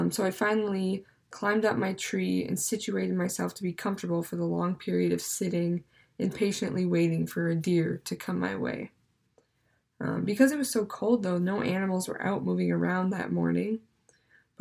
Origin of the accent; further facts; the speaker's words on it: Minnesota, United States; moved away as an adult; now in Stevens Point, United States; I'm from Minnesota